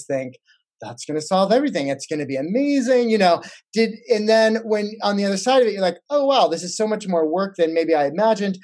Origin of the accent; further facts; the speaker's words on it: Ohio, United States; moved away; I'm from Ohio, you know, originally